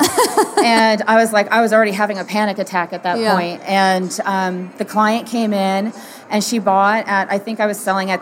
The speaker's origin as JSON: {"language": "English", "country": "Canada", "also_born_or_lived": "Toronto", "said": "I'm from Canada"}